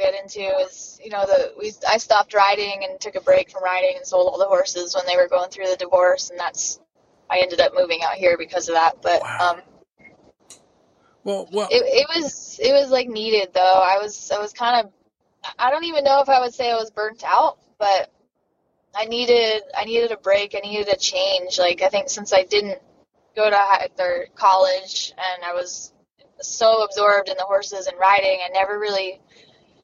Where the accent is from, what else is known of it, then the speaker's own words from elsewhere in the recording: New Jersey, United States; moved away as an adult; now in West Coast, United States; I'm originally from New Jersey, and my parents didn't ride